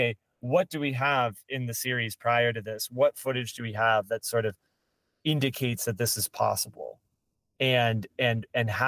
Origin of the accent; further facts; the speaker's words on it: Marietta, Georgia, United States; I grew up in Marietta